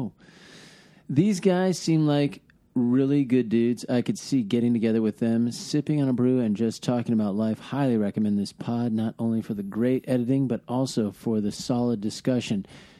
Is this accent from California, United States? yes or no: no; Texas, United States; I'm from Texas. I need some scripture.